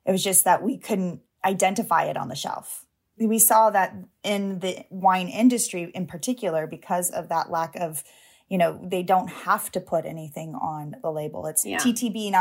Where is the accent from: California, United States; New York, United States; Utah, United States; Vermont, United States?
California, United States; Long Beach; I grew up in Long Beach, California